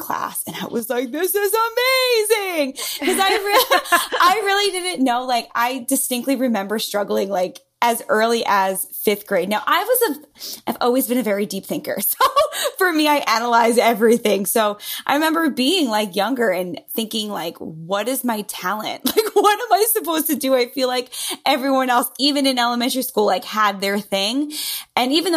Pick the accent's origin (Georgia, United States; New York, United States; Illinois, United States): New York, United States; accent: New Yorker; New York, born and raised. As you can hear from my lovely accent, the New Yorker totally comes through very clearly.